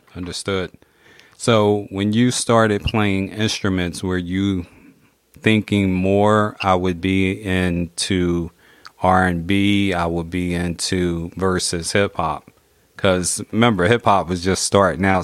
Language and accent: English; Philadelphia, Pennsylvania, United States; I'm in Philly, so I grew up in Philly